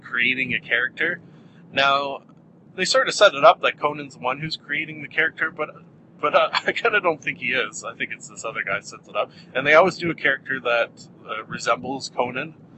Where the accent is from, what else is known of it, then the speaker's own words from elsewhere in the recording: Canada; our Canadian winter